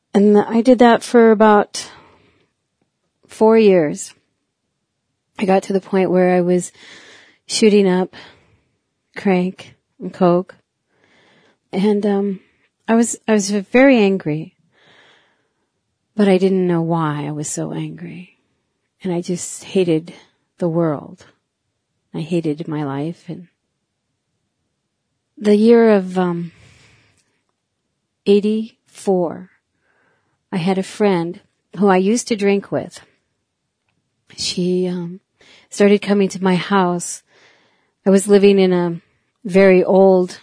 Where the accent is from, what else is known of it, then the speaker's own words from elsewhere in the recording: Milesville, South Dakota, United States; also born or lived in Eagle Butte, South Dakota; I was born in Eagle Butte on the reservation. I am from the Cheyenne River Sioux tribe. My mother was a full-blooded Sioux. My father, a white man. I was raised in a little place in the country, 4 miles north of Milesville